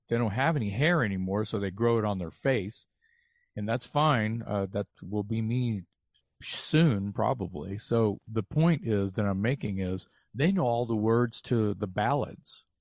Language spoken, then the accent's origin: English; Texas, United States; I'm a kid from Texas, never been anywhere